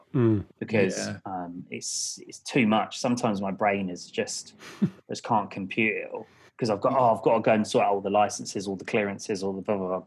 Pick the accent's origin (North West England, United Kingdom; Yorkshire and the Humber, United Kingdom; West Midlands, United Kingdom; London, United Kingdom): London, United Kingdom; moved away as an adult; also born or lived in Canada; now in Brighton, United Kingdom; I was born in Hammersmith, grew up in Hammersmith and Fulham.